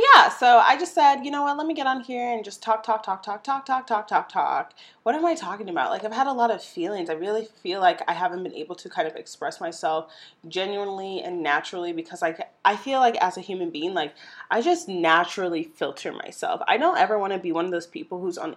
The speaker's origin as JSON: {"language": "English", "town": "St. Louis", "region": "Missouri", "country": "United States", "tie": "born or raised there", "said": "my hometown, St. Louis, Missouri"}